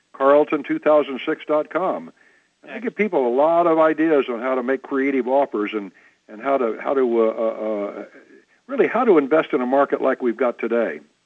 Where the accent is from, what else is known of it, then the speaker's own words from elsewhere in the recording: Midwest, United States; I was born in the Midwest